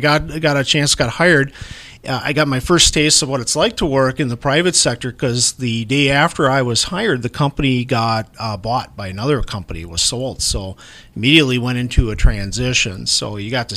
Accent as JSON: {"language": "English", "town": "Hudson", "region": "Wisconsin", "country": "United States", "tie": "born or raised there", "also_born_or_lived": "Milwaukee, Wisconsin / Roberts, Wisconsin / Menomonie, Wisconsin", "said": "I grew up in Hudson, Wisconsin, graduated from high school there"}